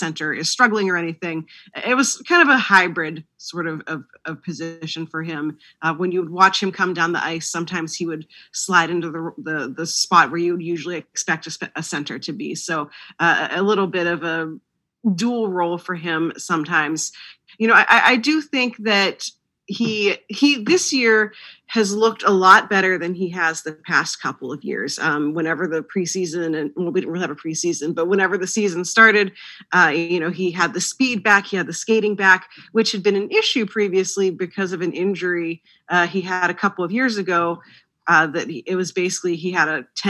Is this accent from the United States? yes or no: yes; outside of Pittsburgh, Pennsylvania, United States; I grew up outside of Pittsburgh